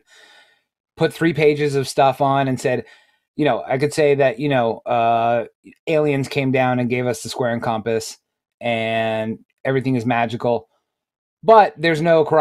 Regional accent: New York, United States; moved away; When I grew up in New York, New York is my area of New York was very either Roman Catholic or Jewish

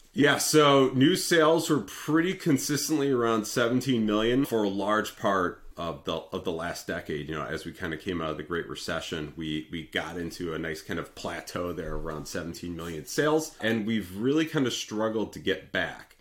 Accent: Detroit, Michigan, United States; I'm from the Detroit area

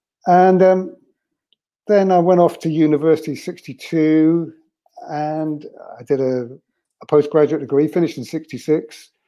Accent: Bristol, South West England, United Kingdom; Yeah, I was born in Bristol, brought up in Bristol.

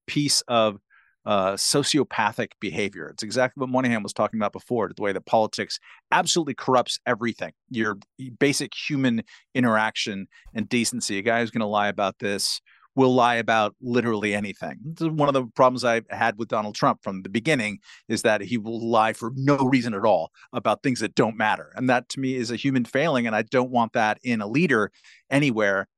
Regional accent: California, United States; my home state of California

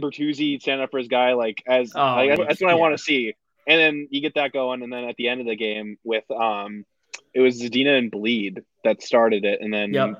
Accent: Upper Peninsula of Michigan, United States; moved away; I'm from the Upper Peninsula of Michigan.

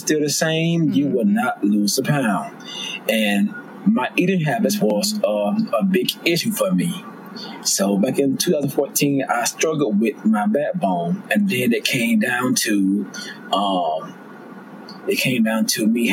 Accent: Georgia, United States; I'm from the South, I'm from Georgia.

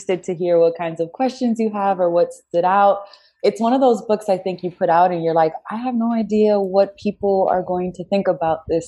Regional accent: New York, United States; now in Washington, D.C., United States; I was born and raised in New York

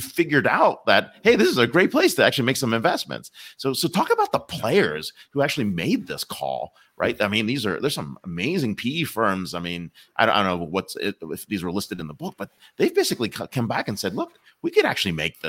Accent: Pennsylvania, United States; I grew up in Pennsylvania, right?

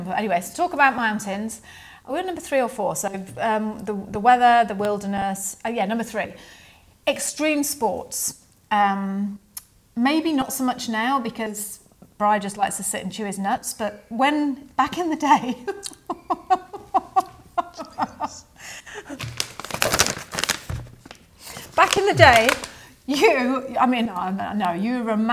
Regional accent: Bath, South West England, United Kingdom; now in New Zealand; I mean, we came from Bath in England, where it was so heavily populated

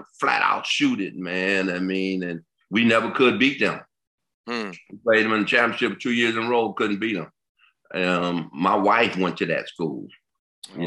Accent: Detroit, Michigan, United States; Detroit. I come from Detroit, east side of Detroit

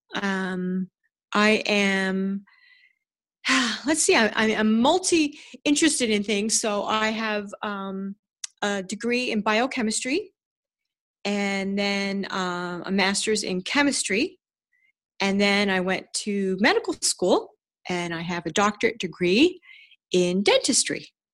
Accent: Ridgewood, New Jersey, United States; I grew up in Ridgewood, New Jersey, which is a, a beautiful town

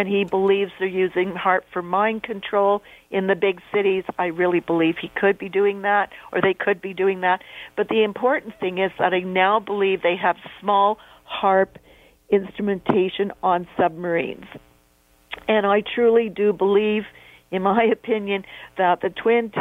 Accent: Canada; being a Canadian

